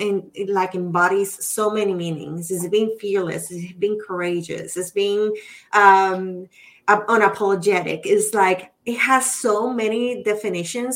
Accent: Puerto Rico; accent: Spanish accent; English is a second language; moved away; I'm Puerto Rican

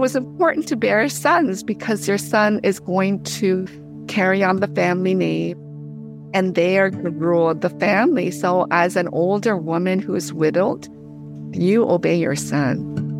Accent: Canada; moved away as an adult; also born or lived in Korea; now in United States; I grew up in Canada, but now I teach in the U S.

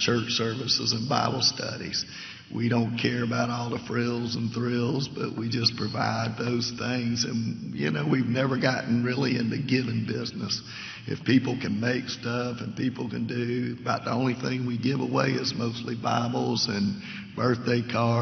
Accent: Savannah, Georgia, United States; moved away as an adult; now in Leesville, United States; I'm originally from Savannah, and lived there almost all my life until 4 years ago

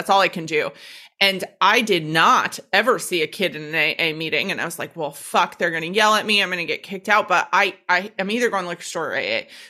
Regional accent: Minneapolis, Minnesota, United States; born there; I was fucking born in Minneapolis. Minnesotans, I swear to God, I cannot explain it. Like, we visually are Minnesotans.

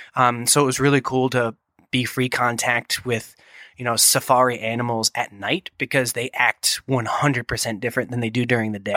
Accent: Boston, Massachusetts, United States; moved away; I'm from New England originally, the greater Boston area

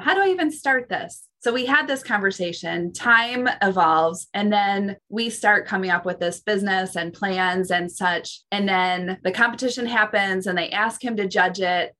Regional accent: Midwest, United States; I'm a Midwest girl

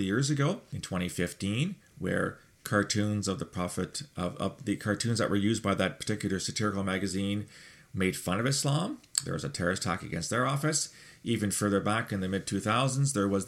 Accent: Canada; I'm a Canadian.

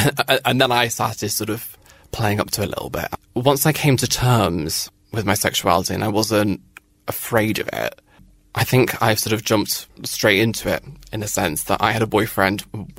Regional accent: Northern Ireland, United Kingdom; accent: British; growing up in Northern Ireland with a British accent, with army family, and being quite camp.

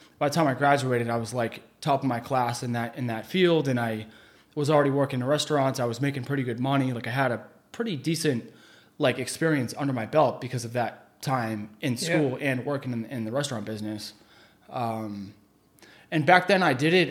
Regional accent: Chelmsford, Massachusetts, United States; also born or lived in Boston; I was from Chelmsford. I was living in Chelmsford that whole time

